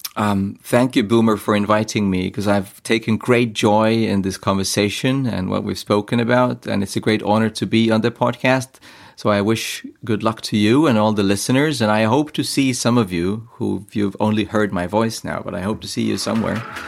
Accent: Estonia; I am from Estonia

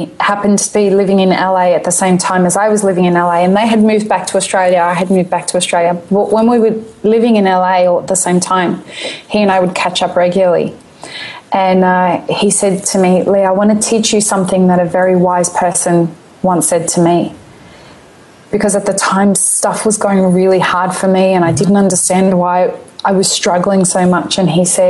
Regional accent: Syria; I'm from Syria

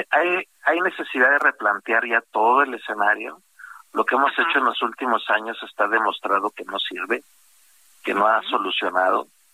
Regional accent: Mexico; 30% somos mexicanos, porque también nosotros ya estamos otra vez yendo a Estados Unidos

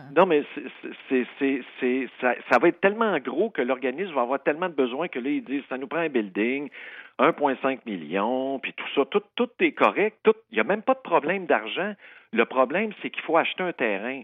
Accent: Saint-Jean-sur-Richelieu, Quebec, Canada; Ça, c'est ma, ville natale

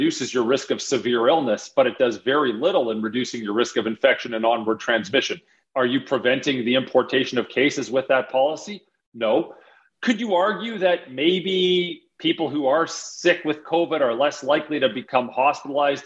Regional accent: Calgary, Alberta, Canada; moved away as an adult; also born or lived in Toronto / Harvard; I grew up in Calgary, did my undergrad in Calgary

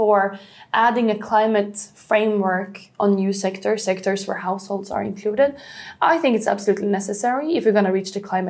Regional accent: Sweden; Sweden, for example, my home country

